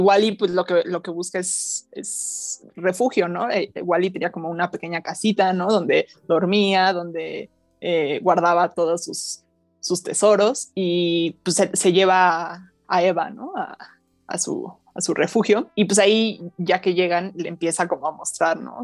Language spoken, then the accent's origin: Spanish; Mexico; nosotros como mexicanos